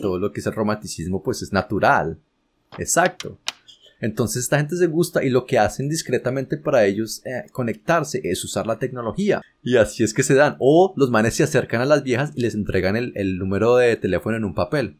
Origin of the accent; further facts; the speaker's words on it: Colombia; moved away as an adult; uno como colombiano